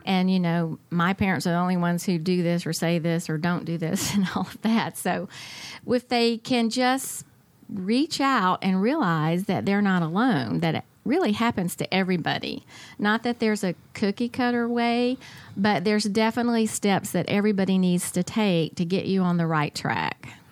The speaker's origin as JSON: {"language": "English", "town": "Atlanta", "region": "Georgia", "country": "United States", "tie": "born or raised there", "said": "I grew up in the Atlanta area"}